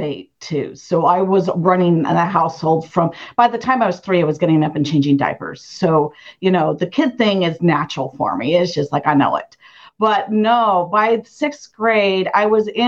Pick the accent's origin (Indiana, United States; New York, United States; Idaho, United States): Idaho, United States; Idaho Falls; I grew up in Idaho Falls